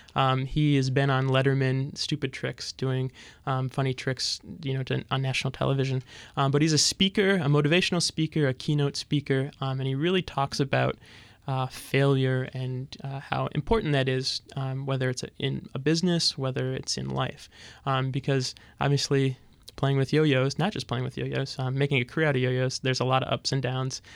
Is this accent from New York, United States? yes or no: no; Fergus Falls, Minnesota, United States; moved away as an adult; I started working at my hometown paper, uh, daily paper in Fergus Falls, Minnesota